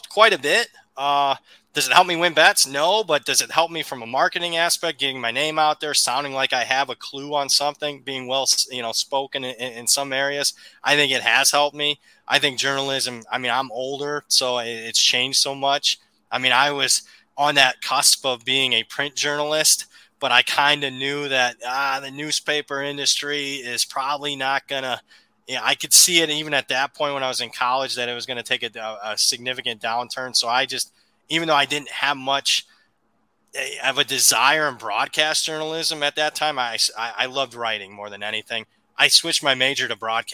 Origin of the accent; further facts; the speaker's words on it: Big Ten country, Midwest, United States; moved away; I grew up in Big Ten country